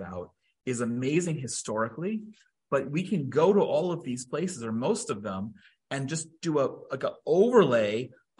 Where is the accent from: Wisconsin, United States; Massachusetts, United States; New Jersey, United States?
New Jersey, United States; Princeton; also born or lived in Judean Mountains, Israel; now in Israel; I grew up in Princeton, New Jersey. We had a historic Revolutionary War battlefield 2 miles from my house.